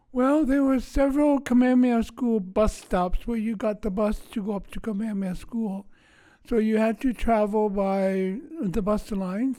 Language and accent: English; Honolulu, Hawaii, United States; I was born in Honolulu, um, in March nineteen thirty-eight. I grew up in the Punch Bowl area